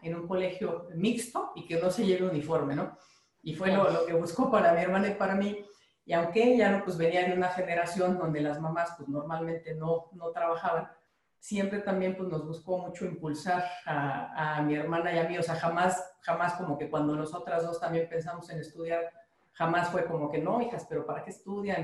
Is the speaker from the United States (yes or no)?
no; Mexico; como mexicanos